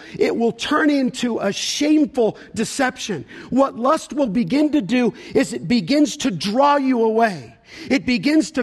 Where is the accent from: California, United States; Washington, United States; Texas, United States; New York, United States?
California, United States; When I was a young guy growing up in California